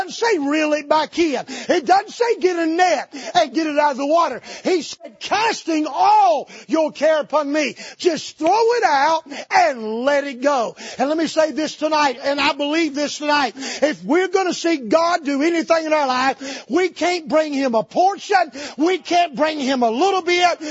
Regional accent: North Carolina, United States; I grew up in North Carolina in the tobacco capital of the world in the Bible Belt

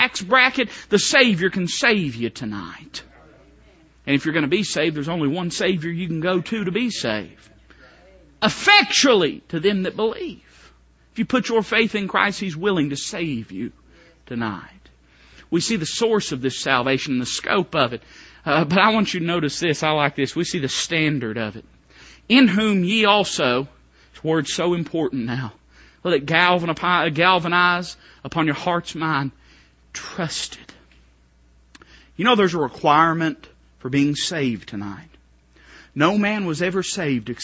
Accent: Appalachia, United States; I am Welsh, Irish, Scottish, German, hillbilly. That's what I am. I think my birth certificate actually says that. I'm really more Appalachian American than I am anything

